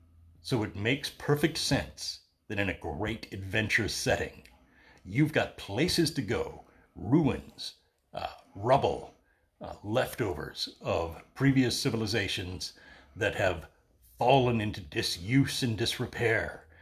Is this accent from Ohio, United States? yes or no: no; Battle Creek, Michigan, United States; Hey, way out behind the house I grew up in Battle Creek, there was, in the interzone between the next street and mine